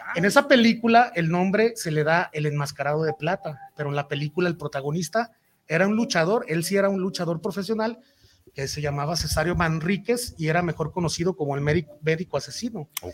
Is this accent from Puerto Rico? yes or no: no; Guadalajara, Jalisco, Mexico; Yo soy de aquí de Guadalajara